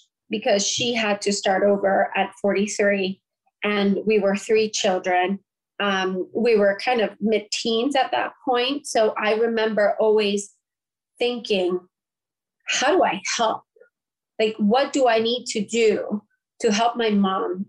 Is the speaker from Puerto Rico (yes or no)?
yes; Puerto Rico; I'm from Puerto Rico